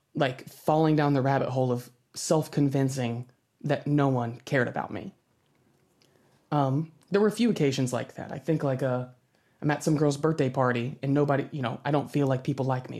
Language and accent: English; United States; I'm American